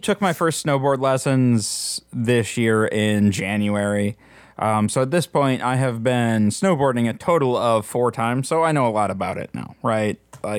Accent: Midwest, United States; Like growing up in the Midwest, one of the things that, and I'm guessing even more true in the mountains, but one of the things that you end up doing a few times a year is going to a ski hill, and you ski.

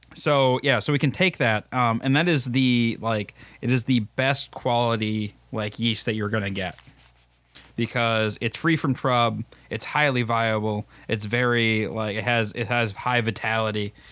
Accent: River Falls, Wisconsin, United States; I'm from Wisconsin or I'm from the Twin Cities area

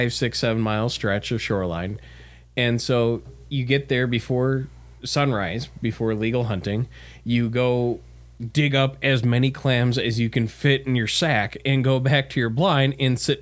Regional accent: Wisconsin, United States; I'm from Wisconsin. I'm going back home tomorrow

